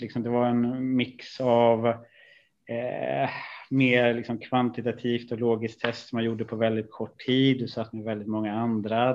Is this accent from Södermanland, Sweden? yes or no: no; Stockholm, Stockholm County, Sweden; also born or lived in Italy; flyttade vi ut i eh, en stort, eh, ett stort miljonbygge i, i en söderförort till Stockholm. Och det, det är väl egentligen där jag har haft av större delen av eh, ja, min, min uppväxt